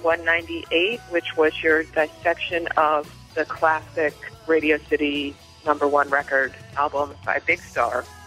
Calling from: Philadelphia, Pennsylvania, United States; calling from Philadelphia

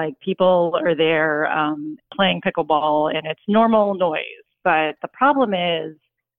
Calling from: Houston, Texas, United States; I'm 38 and from Houston, Texas.

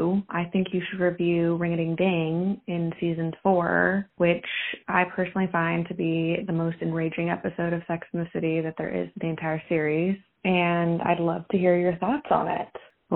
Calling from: Oregon, United States; I am calling from Oregon.

